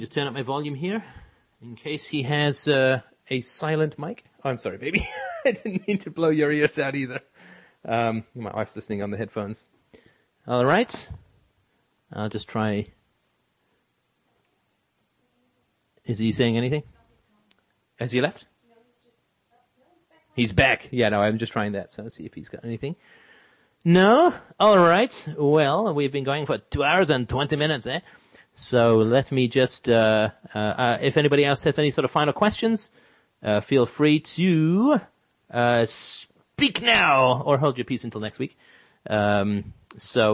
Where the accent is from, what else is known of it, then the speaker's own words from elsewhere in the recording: England, United Kingdom; also born or lived in Ireland; now in Canada; I was born in Ireland. I grew up in England. Now I live in Canada.